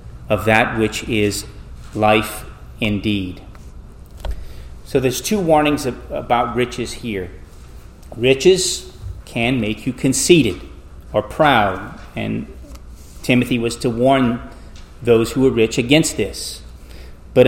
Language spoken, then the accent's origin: English; South Louisiana, United States; Growing up in South Louisiana